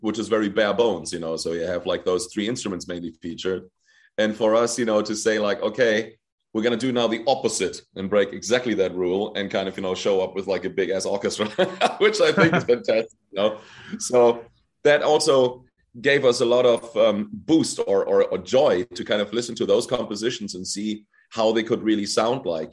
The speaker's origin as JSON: {"language": "English", "country": "Germany", "tie": "born or raised there", "said": "I was born in Germany and raised, and my mom is half Polish"}